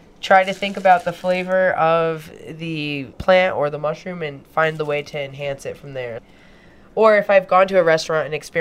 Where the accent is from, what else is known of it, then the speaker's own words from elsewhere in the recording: Jamaica; I'm Jamaican